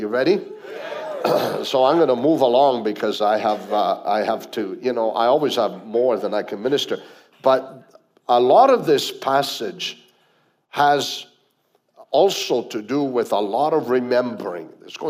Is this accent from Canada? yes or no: yes; Canada; also born or lived in Italy; I was not born in Canada. I was born in Italy, but we chose Canada. So it's still, we're Canadians.